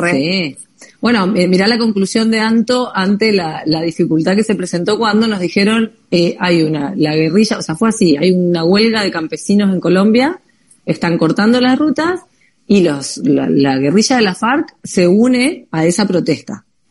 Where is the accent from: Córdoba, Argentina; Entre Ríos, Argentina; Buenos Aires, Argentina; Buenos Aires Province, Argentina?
Entre Ríos, Argentina; Paraná; now in Europe; nosotros que somos argentinas